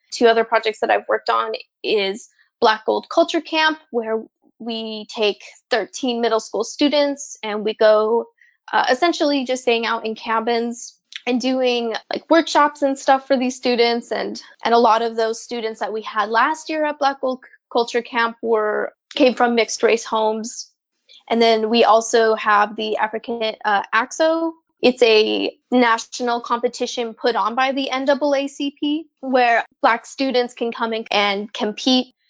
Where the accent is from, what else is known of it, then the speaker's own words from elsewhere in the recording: New Mexico, United States; also born or lived in San Jose, California; now in Eugene, United States; growing up in San Jose and then New Mexico